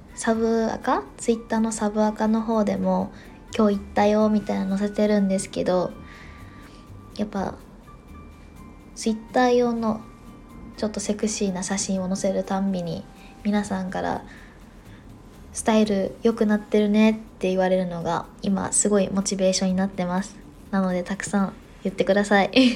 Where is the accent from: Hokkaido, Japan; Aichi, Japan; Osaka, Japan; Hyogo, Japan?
Osaka, Japan; now in Tokyo, Japan; 自分が大阪 出身